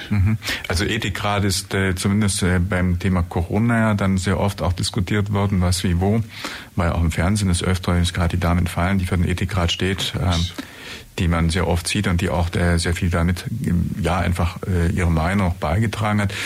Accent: Germany; bei uns in Deutschland

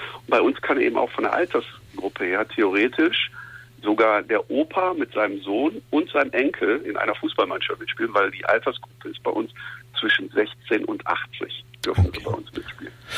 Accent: Essen, North Rhine-Westphalia, Germany; moved away as an adult; now in Cologne, Germany; ich bin in Essen-Schonnebeck-Katernberg groß geworden, in der Nähe von der Zeche Zollverein

